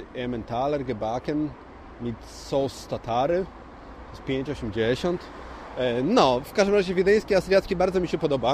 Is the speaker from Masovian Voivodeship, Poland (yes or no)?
no; Poznań, Greater Poland, Poland; my z Poznania